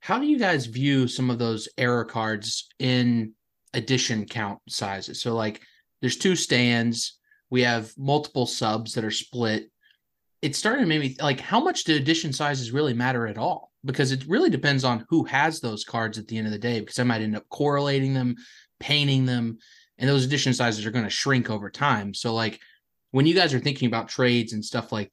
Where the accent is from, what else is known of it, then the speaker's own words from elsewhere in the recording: the South, United States; accent: Southern; my Southern accent